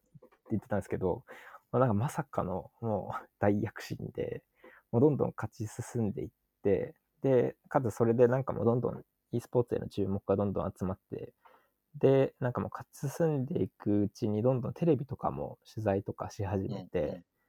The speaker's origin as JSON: {"language": "Japanese", "region": "Chiba", "country": "Japan", "tie": "born or raised there", "said": "僕が地元千葉なんですけど"}